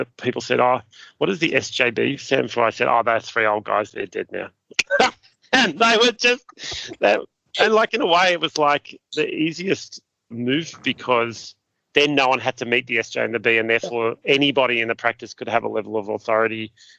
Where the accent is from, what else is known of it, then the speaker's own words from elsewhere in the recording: Ararat, Victoria, Australia; now in Sydney, Australia; I from my point of view, I'm from Ararat. That's where I live in inverted commas. It's my home. And yet I've lived in Sydney longer than that.